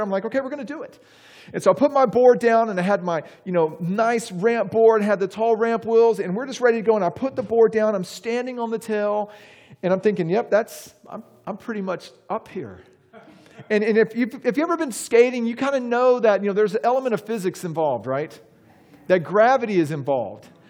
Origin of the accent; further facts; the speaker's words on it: Texas, United States; also born or lived in Charlotte, North Carolina; now in Saint Augustine, United States; growing up in Texas